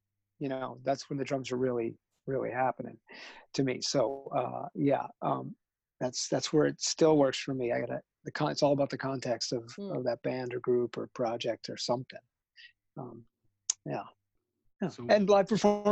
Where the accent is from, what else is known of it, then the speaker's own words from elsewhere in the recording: Southern Connecticut, United States; I grew up in Southern Connecticut